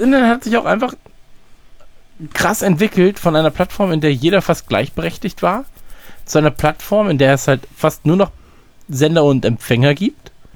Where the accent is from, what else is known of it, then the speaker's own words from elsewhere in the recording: North Rhine-Westphalia, Germany; So sagt man bei uns in Nordrhein-Westfalen